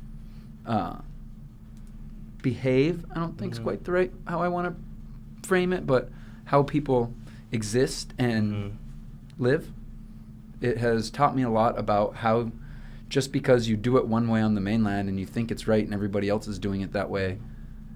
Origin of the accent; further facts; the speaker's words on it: Iowa, United States; now in Hawaii, United States; I'm from Iowa